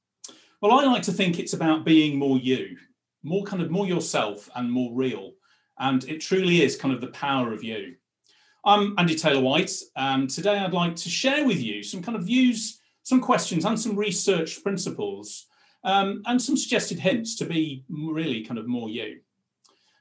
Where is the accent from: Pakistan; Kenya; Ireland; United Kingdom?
United Kingdom; Blackpool, North West England; moved away as an adult; When I was a kid growing up in Blackpool